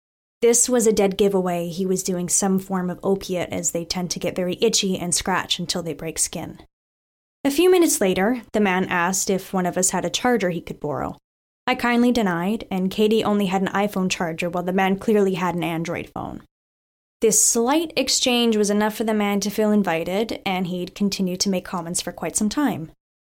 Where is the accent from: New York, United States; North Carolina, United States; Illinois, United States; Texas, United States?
New York, United States; Staten Island; Now for a little background of my hometown. I grew up in the forgotten borough of New York City, Staten Island.